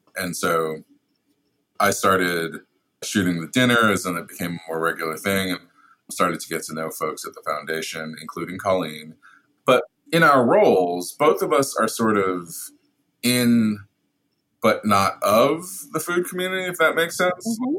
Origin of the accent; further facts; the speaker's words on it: New York City, New York, United States; I'm also from Brooklyn. I've lived in New York all my life